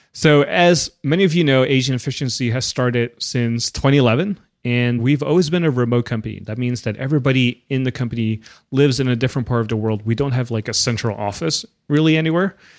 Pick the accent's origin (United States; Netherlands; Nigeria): Netherlands; I grew up in the Netherlands